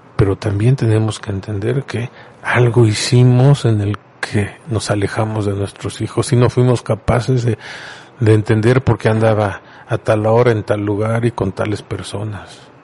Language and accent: Spanish; Puebla, Mexico; Nosotros somos poblanos charroneros y de ahí no nos mueven